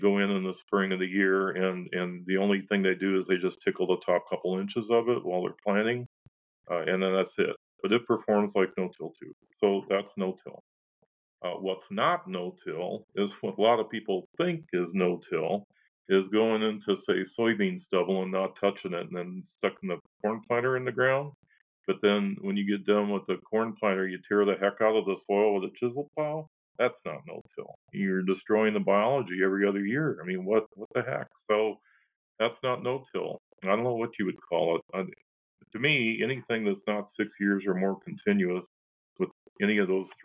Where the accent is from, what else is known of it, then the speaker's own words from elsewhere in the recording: Illinois, United States; now in North Dakota, United States; I'm from Illinois, I'm a corn and soybean guy.